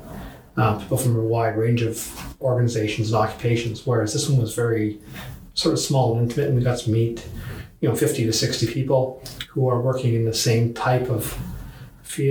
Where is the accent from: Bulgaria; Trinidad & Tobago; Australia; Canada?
Canada; as a Canadian